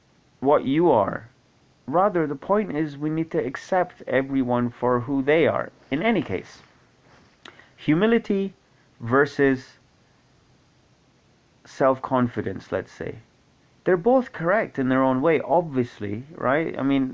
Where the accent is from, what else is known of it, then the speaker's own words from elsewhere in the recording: Scotland, United Kingdom; also born or lived in Kuwait; I grew up in Kuwait for 10 years. Prior to that, Scotland, obviously. Some of the formative years of my life were in Kuwait, and I learned Arabic there